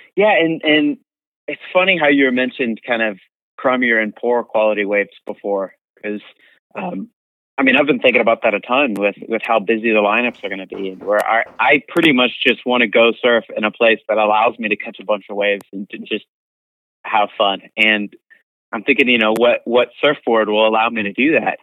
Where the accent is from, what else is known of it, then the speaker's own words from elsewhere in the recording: East Coast, United States; moved away; I'm from the East Coast and it gets really, really cold